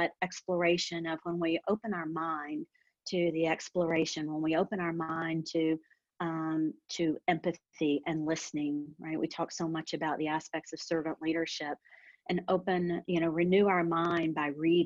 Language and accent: English; the South, United States; growing up in the South